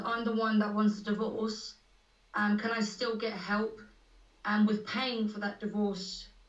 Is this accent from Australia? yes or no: no; South Africa; now in United Kingdom; So I'm South African.